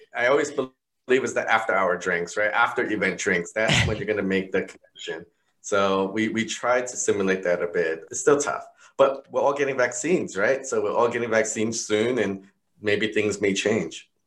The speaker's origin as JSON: {"language": "English", "region": "New York", "country": "United States", "tie": "born or raised there", "said": "I'm growing up in New York"}